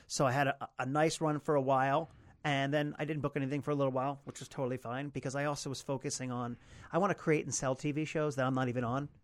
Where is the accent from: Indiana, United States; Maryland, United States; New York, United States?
Maryland, United States; Potomac; I grew up in Potomac, Maryland